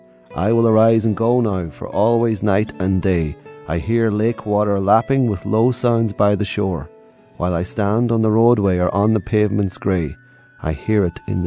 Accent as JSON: {"language": "English", "country": "Ireland", "tie": "born or raised there", "said": "Growing up in Ireland, none of us have any idea what the hell that means."}